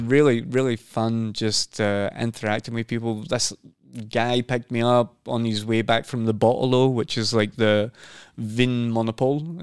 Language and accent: English; Scotland, United Kingdom; also born or lived in London / Sweden / Norway; now in Oslo, Norway; I'm from Scotland as well